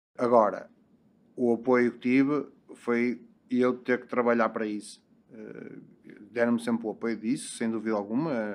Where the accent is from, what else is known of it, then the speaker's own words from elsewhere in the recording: Matosinhos, Norte, Portugal; Eu sou, do, sou de Matosinhos, uh, nasci em Matosinhos, uh, trabalho no Porto